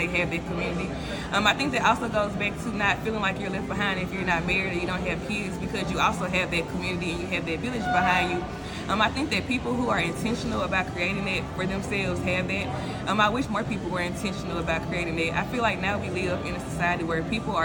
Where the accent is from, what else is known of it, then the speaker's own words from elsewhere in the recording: Starkville, Mississippi, United States; moved away; I'm from Starkville